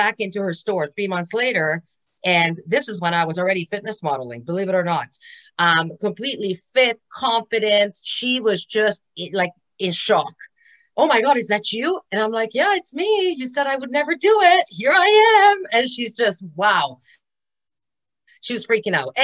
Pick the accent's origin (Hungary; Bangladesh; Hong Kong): Hungary; now in Canada; I am actually from Hungary, and I came to Canada 34 years ago